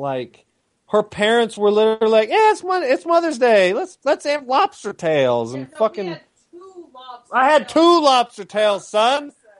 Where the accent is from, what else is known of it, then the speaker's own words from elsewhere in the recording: Chicago, Illinois, United States; because I'm from Chicago, and if you know anything about house music, that's where house music started, was in Chicago and Detroit.